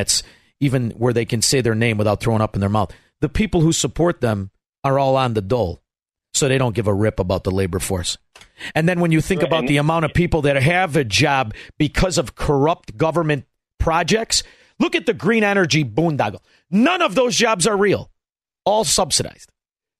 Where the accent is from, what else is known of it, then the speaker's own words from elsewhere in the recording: Melrose Park, Illinois, United States; When I grew up in Melrose Park, I was the youngest kid